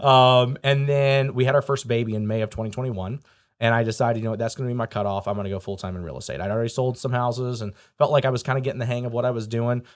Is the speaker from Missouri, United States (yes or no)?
yes; St. Louis, Missouri, United States; moved away as an adult; now in Indiana, United States; I grew up in Saint Louis, Missouri